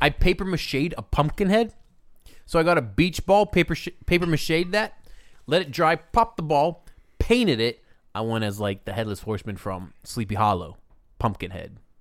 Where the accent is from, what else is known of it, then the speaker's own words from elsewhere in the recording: Pittsburgh, Pennsylvania, United States; moved away; I'm from Pittsburgh